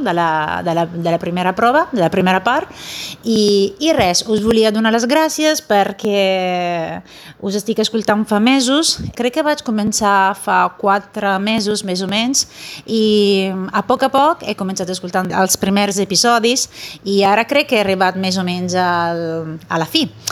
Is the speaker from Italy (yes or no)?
yes; Italy; Catalan is a second language; sóc italiana